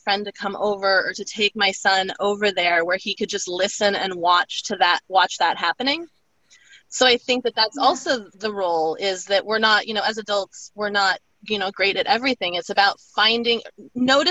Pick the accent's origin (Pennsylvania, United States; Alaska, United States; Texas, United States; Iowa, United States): Alaska, United States; now in East Coast, United States; growing up in Alaska